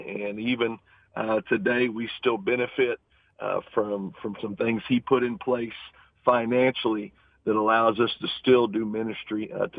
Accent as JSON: {"language": "English", "town": "Dallas", "region": "Texas", "country": "United States", "tie": "born or raised there", "said": "I grew up in Dallas watching Drew Pearson and Cliff Harris"}